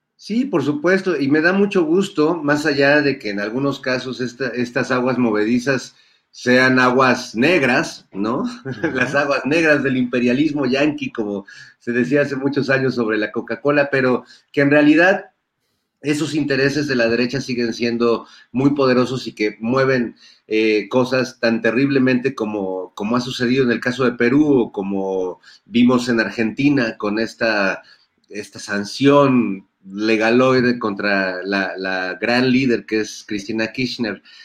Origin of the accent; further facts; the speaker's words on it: Mexico; de nosotros como, como pueblo mexicano